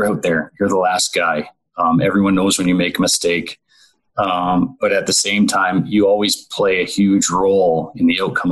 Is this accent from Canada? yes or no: yes; Owen Sound, Ontario, Canada; I was able to spend 4 years playing in Owen Sound in my hometown